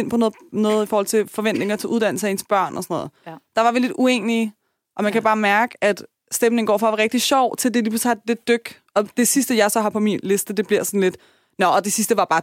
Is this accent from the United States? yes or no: no; Albertslund, Capital Region of Denmark, Denmark; Jeg er fra Alberslund.